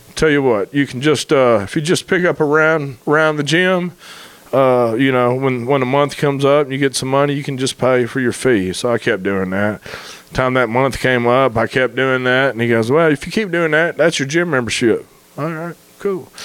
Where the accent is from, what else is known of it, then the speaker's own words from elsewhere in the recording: Memphis, Tennessee, United States; moved away as an adult; also born or lived in Marion; now in Searcy, United States; I grew up in Memphis